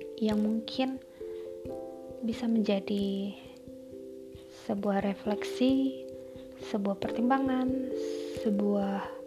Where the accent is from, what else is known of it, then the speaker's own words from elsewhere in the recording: Medan, Karo Regency, North Sumatra, Indonesia; now in Surakarta, Indonesia; Saya berasal dari Medan, tepatnya Kabupaten Karu